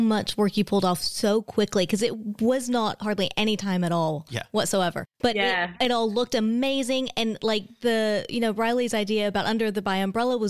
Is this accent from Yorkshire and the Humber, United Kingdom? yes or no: yes; Bradford, Yorkshire and the Humber, United Kingdom; for me growing up in Bradford